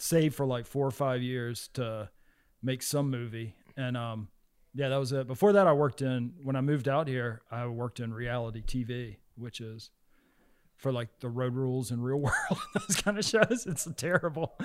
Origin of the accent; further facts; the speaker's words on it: the South, United States; moved away; whenever I was growing up in the South